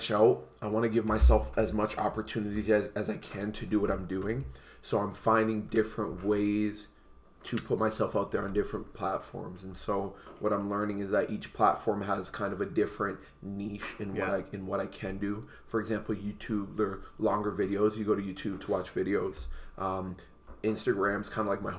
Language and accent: English; Windsor, Ontario, Canada; also born or lived in Montreal / Ottawa; I was born in Montreal, and I was raised in Windsor, Ontario.